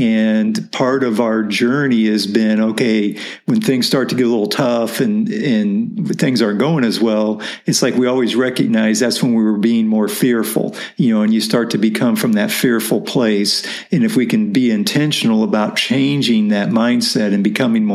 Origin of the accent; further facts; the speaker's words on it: Midwest, United States; grew up in the Midwest